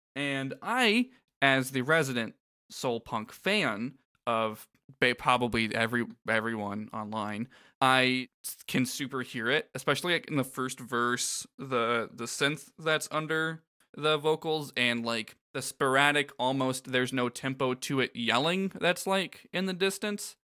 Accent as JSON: {"language": "English", "region": "Florida", "country": "United States", "tie": "born or raised there", "said": "I grew up in Florida"}